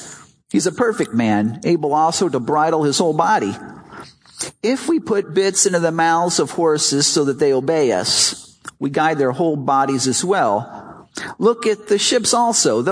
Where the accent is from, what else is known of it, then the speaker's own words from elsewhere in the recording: Chicago, Illinois, United States; When I was a little boy, I grew up in Chicago